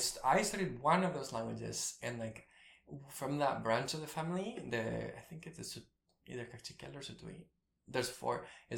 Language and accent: English; Guatemala; I have a lot of siblings, but I grew up with two. I think I mean, my dad was in the army, and he served in the army during the war, the conflict.